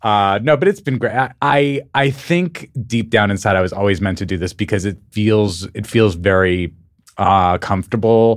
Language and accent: English; Albuquerque, New Mexico, United States; moved away; also born or lived in Missoula, Montana / New York / Los Angeles; I grew up in Albuquerque, New Mexico